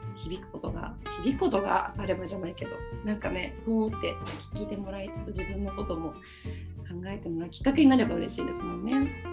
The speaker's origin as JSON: {"language": "Japanese", "region": "Gifu", "country": "Japan", "tie": "born or raised there", "said": "実家の岐阜県の生まれ育ったそのお家の環境"}